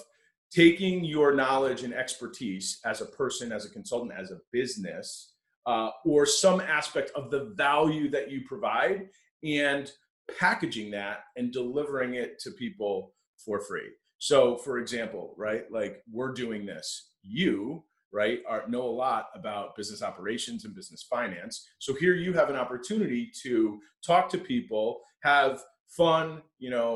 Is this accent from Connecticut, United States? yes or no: yes; Connecticut, United States; moved away as an adult; now in Buffalo, United States; I grew up in Connecticut, and I went to St. Bonaventure University, which is what brought me to Western New York